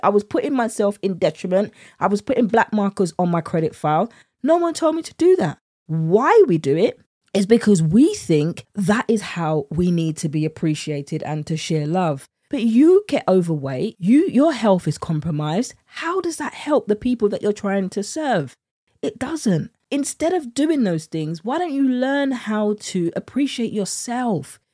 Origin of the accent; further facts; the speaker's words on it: United Kingdom; accent: British; my British accent